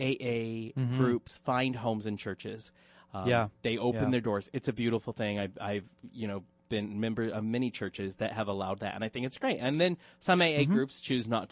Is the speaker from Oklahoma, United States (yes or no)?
yes; Oklahoma, United States; it's my hometown